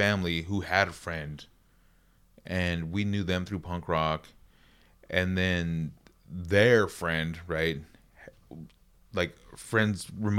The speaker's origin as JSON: {"language": "English", "town": "Flagstaff", "region": "Arizona", "country": "United States", "tie": "born or raised there", "said": "In Arizona. That's where I'm originally from. I'm Navajo. I grew up in Flagstaff. Super tight family on and off the res."}